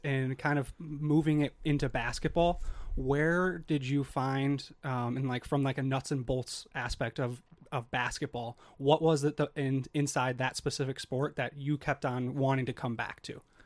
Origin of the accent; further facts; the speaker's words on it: Chicago, Illinois, United States; moved away as an adult; I'm from Chicago